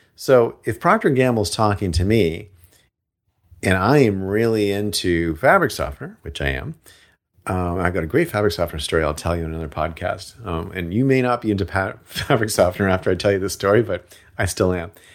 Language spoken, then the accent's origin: English; Seattle, Washington, United States; moved away; I came from Seattle.